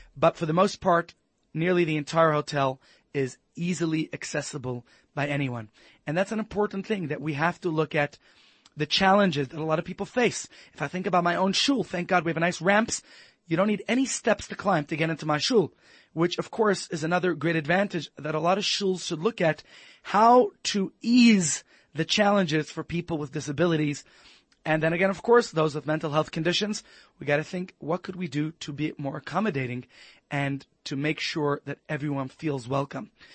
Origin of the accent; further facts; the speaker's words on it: United States; moved away; As an American